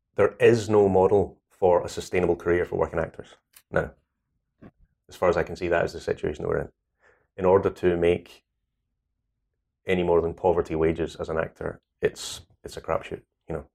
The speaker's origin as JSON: {"language": "English", "region": "Scotland", "country": "United Kingdom", "accent": "Scottish", "said": "I'm Scottish."}